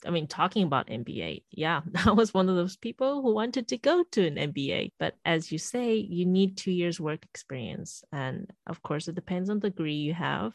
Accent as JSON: {"language": "English", "country": "South Africa", "moved": "yes", "lives_now": "Shanghai, China", "said": "I'm also currently now in Shanghai and I'm from South Africa. So in a way, I am a foreigner as well, even though my family is Shanghainese, Chinese"}